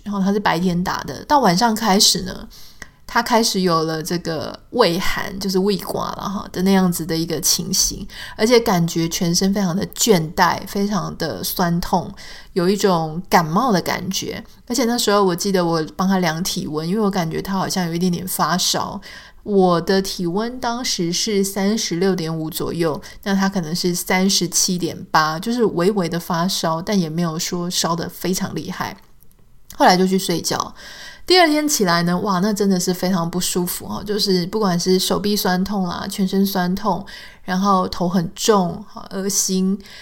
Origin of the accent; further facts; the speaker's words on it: Taiwan; now in United States; 我的家乡可以，呃，很平安无事